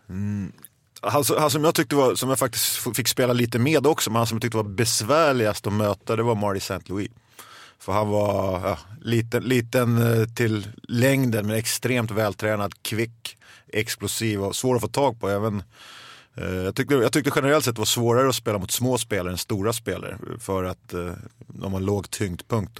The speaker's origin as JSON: {"language": "Swedish", "town": "Stockholm", "region": "Stockholm County", "country": "Sweden", "tie": "born or raised there", "said": "Jag är uppvuxen i södra Stockholm"}